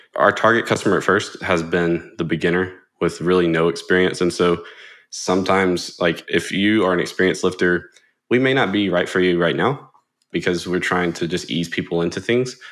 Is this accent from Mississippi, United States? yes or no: yes; Jackson, Mississippi, United States; I'm from Mississippi, uh, particularly Jackson. I've been here pretty much all my life